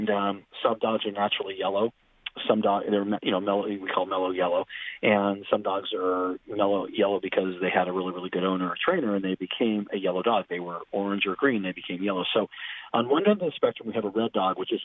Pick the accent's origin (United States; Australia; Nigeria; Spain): United States; Southern California; I grew up in Southern California